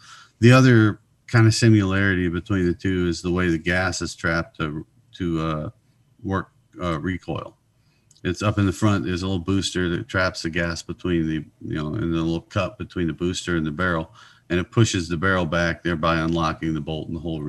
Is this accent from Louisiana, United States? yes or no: yes; Louisiana, United States; also born or lived in Georgia; I was a military brat. I was born in Georgia, but grew up mostly in Louisiana, but I moved around a whole lot.